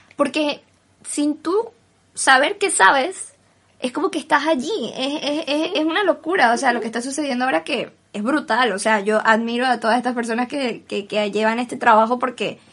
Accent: Venezuela; now in Spain; soy de Venezuela

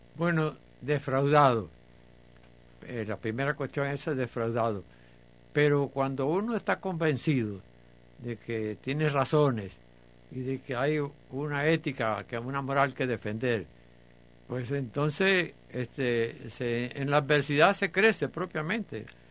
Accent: Cuba; soy un cubano patriota

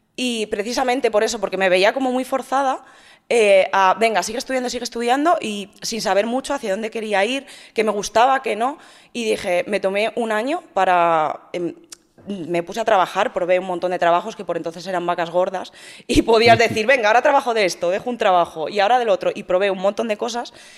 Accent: Madrid, Community of Madrid, Spain; moved away as an adult; also born or lived in Valencia; now in Andorra; Soy nacida en Madrid, eh, he vivido en Madrid hasta los treinta

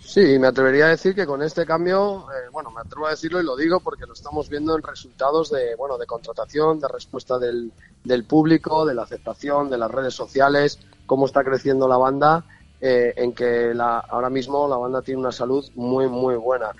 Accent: Covaleda, Castile and León, Spain; moved away as an adult; now in Madrid, Spain; yo soy de un pueblo de allí, soy de Covaleda

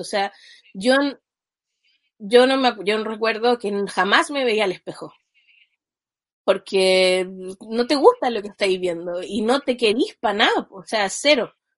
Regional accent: Chile; yo soy de Chile

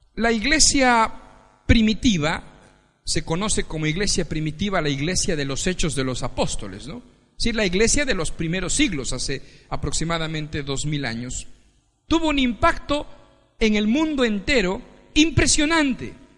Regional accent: Ecuador; moved away as an adult; now in Spain; Yo soy ecuatoriano Nací en el Ecuador

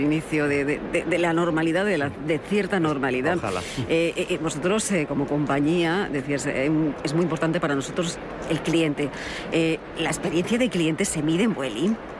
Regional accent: Extremadura, Spain; Extremadura, porque no voy a hablar yo de mi tierra

